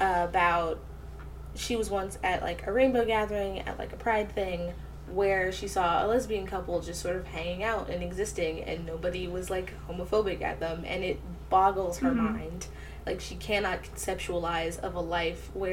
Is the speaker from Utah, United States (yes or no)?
no; Detroit, Michigan, United States; I'm from Detroit